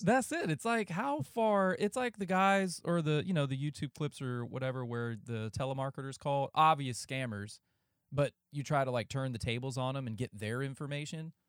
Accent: just south of Greensboro, North Carolina, United States; moved away; also born or lived in Ohio / Camp Lejeune; I was born in Ohio, but moved down after I was, like, I don't know, fifteen, sixteen months. And then I was basically raised in North Carolina

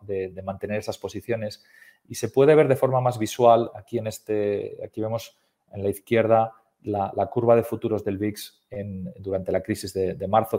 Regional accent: Spain; soy español

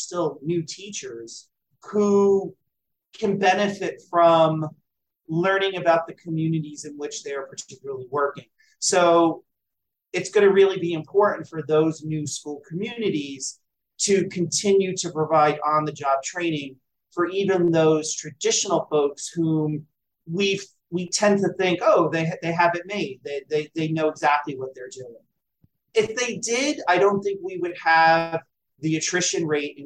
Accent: New Jersey, United States; my home state of New Jersey

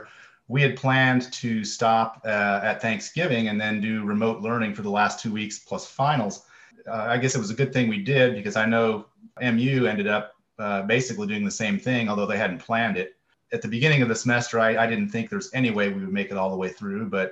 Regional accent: Columbus, Indiana, United States; moved away as an adult; also born or lived in Flagstaff, Arizona; I grew born and raised in Columbus, Indiana, South Central Indiana, and then I went to Purdue for my undergraduate, which is in Indiana also

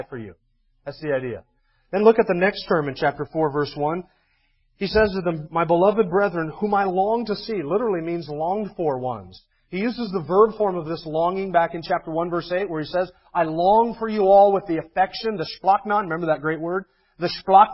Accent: United States; I'm an American

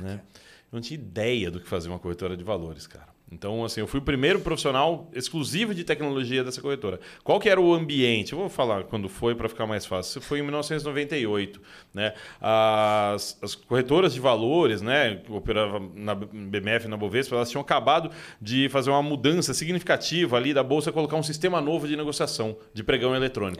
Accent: São Paulo, Brazil; Sou nascido e criado aqui em São Paulo mesmo

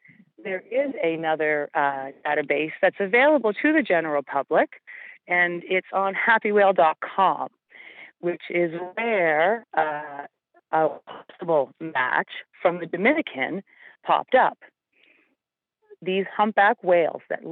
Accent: Yarmouth, Nova Scotia, Canada; I grew up in Yarmouth, so Y95 is a long part of my life.

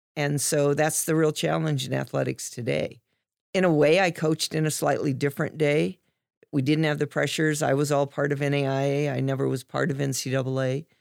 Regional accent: Dayton, Ohio, United States; I grew up in Dayton

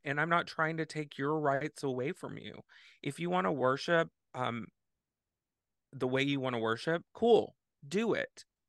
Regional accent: Texas, United States; now in Madison, United States; I grew up in Texas

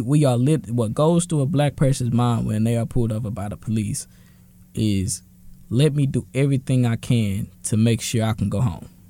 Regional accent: Dallas, Texas, United States; I'm from Dallas.

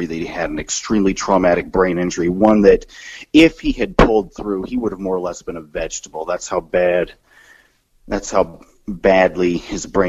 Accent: Kansas City, Missouri, United States; moved away; my home area, back to Kansas City, Missouri

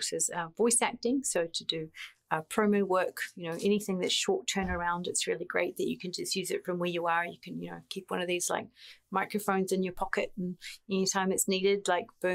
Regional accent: New Zealand; moved away as an adult; growing up in an island very far away. I'm from New Zealand.

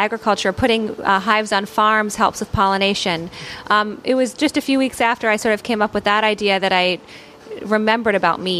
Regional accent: Philadelphia, Pennsylvania, United States; moved away as an adult; also born or lived in Miami, Florida; now in Kauai, United States; No, I'm actually from the East Coast, Philadelphia.

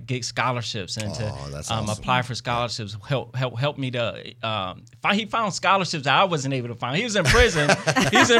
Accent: Detroit, Michigan, United States; I came from Detroit, inner city, grew up in the hood, had awesome parents.

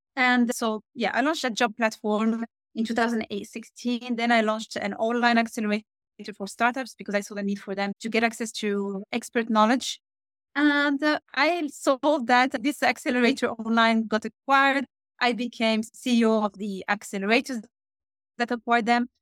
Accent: Switzerland; moved away as an adult; also born or lived in Morocco; now in Norway; I'm born in Morocco. I grew up in Switzerland, where I used to work in private banking and wealth management

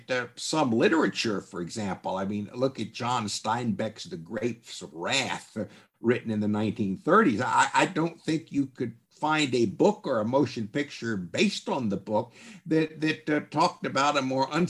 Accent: the South, United States; I must admit, as a Southerner and a Southwesterner, I've I've always resented it.

